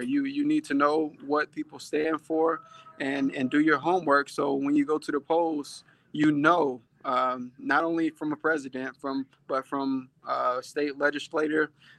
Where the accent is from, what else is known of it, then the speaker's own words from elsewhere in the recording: Tennessee, United States; now in Houston, United States; I grew up in Tennessee